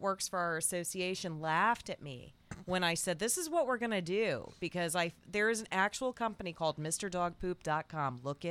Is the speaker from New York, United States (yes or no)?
yes; Nyack, New York, United States; moved away; also born or lived in Bronx, New York; I'm originally from New York. Oh, what part? Dogs. What part? I was born in the Bronx, but we lived out in Nyack when I was a kid.